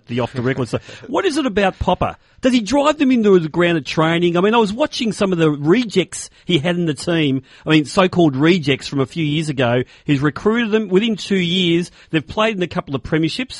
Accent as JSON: {"language": "English", "town": "Melbourne", "region": "Victoria", "country": "Australia", "said": "Given that I hail from West Footscray"}